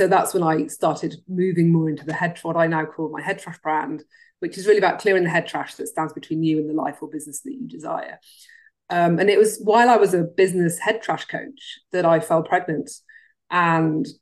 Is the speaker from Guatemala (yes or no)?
no; Cardiff, Wales, United Kingdom; moved away; I grew up in Wales, which is stuck to England.